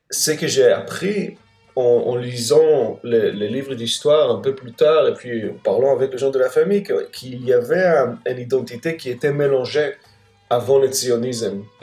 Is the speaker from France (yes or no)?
no; Israel; je pense que quand j'ai grandi en Israël, on, cette partie était, je veux dire, la place des nationalités palestiniennes, en fait, n'était pas racontée.